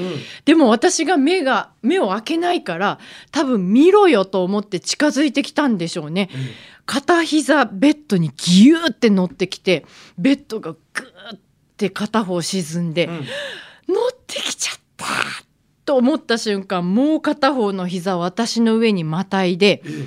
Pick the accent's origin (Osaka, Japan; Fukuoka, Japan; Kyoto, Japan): Kyoto, Japan; now in Tokyo, Japan; 京都が実家であの伏見稲荷神社が家から一番近い大きな神社なので毎年初詣行って